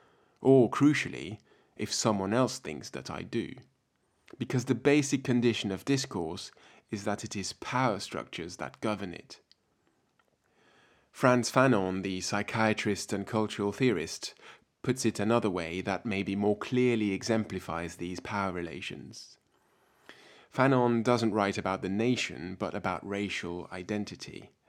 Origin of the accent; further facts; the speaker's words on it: France; born there; also born or lived in Germany; I was born in France to a French father and a German mother. When I was young, we moved back and forth across the Rhine so that I went to school alternately in both countries.